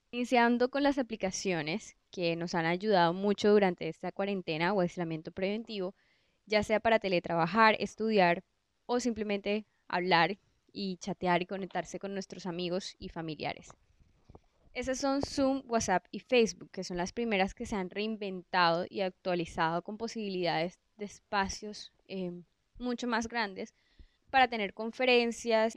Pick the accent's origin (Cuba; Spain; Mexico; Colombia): Colombia; en Colombia somos un país que tenemos una biodiversidad increíble, que incluso uno mismo como colombiano